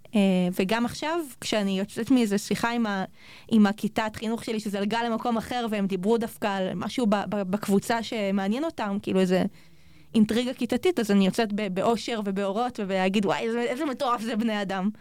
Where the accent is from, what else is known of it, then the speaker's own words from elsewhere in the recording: Sharon plain, Israel; now in Jerusalem, Israel; אני במקור מאוד השרון